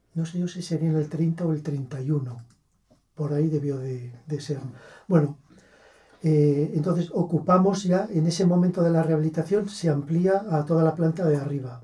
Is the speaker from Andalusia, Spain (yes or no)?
no; Bustarviejo, Community of Madrid, Spain; yo nací en Madrid. Pero claro, toda mi familia es de aquí, por las dos ramas, y desde luego yo me siento eh, muy vinculado a Gustaviejo